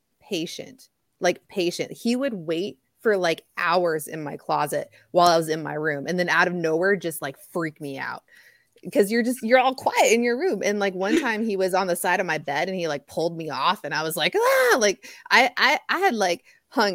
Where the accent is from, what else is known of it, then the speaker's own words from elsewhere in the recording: Tucson, Arizona, United States; We're both Tucson girls